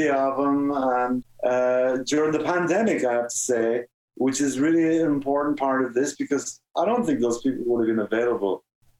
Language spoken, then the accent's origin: English; Ireland; now in United States; And when I grew up in Ireland, you know, if something was what's the real word? Deadly.